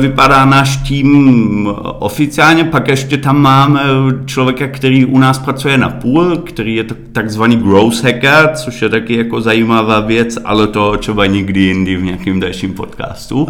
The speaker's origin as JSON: {"language": "Czech", "region": "Berlin", "country": "Germany", "tie": "born or raised there", "second_language": "Czech", "moved": "as an adult", "lives_now": "Czech Republic", "said": "narodil jsem se v Berlíně a moje mamka je Češka"}